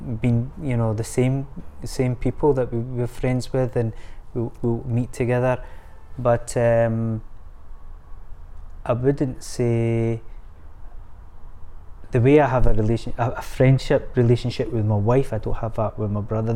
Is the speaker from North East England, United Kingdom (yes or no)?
no; Scotland, United Kingdom; We're Scottish, we love banter